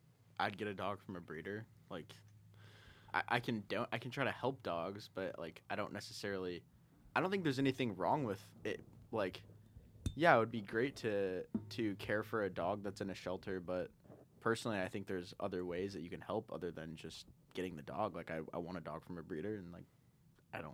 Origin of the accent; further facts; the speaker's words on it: San Diego, California, United States; German Shepherds. Yeah, I'm from San Diego.